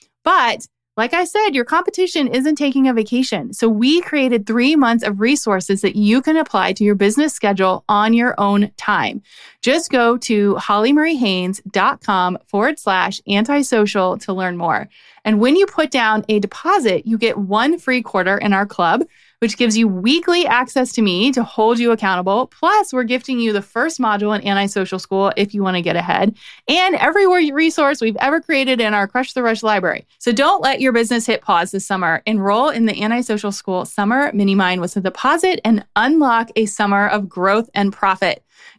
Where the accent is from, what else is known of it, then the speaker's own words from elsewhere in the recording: Ohio, United States; I don't remember how we met, but we're both from Ohio, which is awesome.